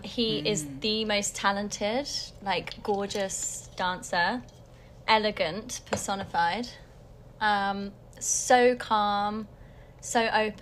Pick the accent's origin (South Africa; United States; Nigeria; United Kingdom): United Kingdom; Harrow, London; I was born in Harrow.